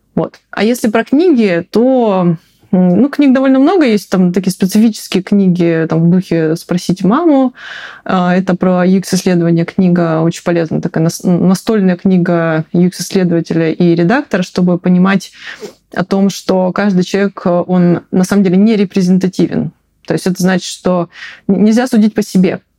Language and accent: Russian; Siberia, Russia; moved away; я из Сибири, и мы говорили мультифора.